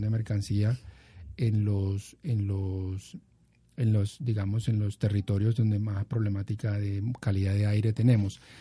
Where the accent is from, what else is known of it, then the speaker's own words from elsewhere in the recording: Cartagena, Bolívar, Colombia; also born or lived in Bucaramanga; nos mudamos para Cartagena de Indias, en el norte del país y allí pues crecí y, estudié, entonces digamos que soy cartagenero